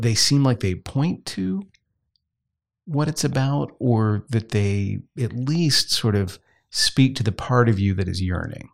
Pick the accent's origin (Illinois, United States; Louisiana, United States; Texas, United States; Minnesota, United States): Louisiana, United States; Southwest; I grew up in Southwest Louisiana where Roman Catholicism is the norm.